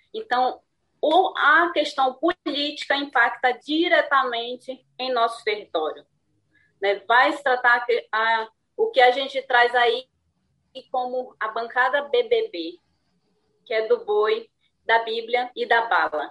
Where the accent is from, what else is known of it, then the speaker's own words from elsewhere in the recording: Santarém, Pará, Brazil; eu sou de Santarém do Pará, minha aldeia fica às margens do Rio Tapajós